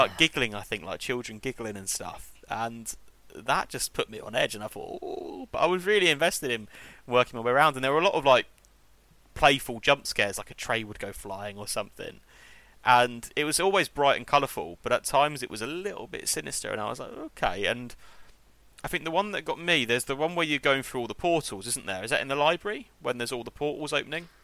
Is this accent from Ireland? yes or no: no; England, United Kingdom; I am English